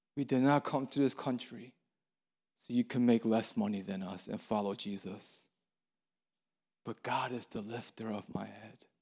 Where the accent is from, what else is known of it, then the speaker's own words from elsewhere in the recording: Baltimore, Maryland, United States; moved away as an adult; now in Atlanta, United States; I'm from Baltimore, Maryland, and, um, I moved here a month ago, and I'm homesick. I miss Baltimore.